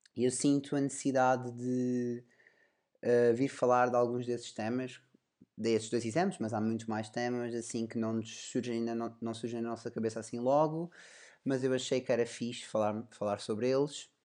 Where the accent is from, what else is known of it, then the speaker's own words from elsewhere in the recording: Portugal; sou português